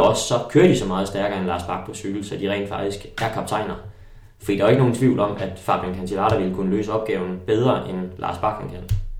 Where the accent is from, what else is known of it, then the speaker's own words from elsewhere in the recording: Holbæk, Zealand, Denmark; moved away as an adult; also born or lived in Tølløse; det er også det sted, hvor jeg, øh, hvor jeg har haft min, min ungdom. Jeg gik i øh, gymnasiet i Holbæk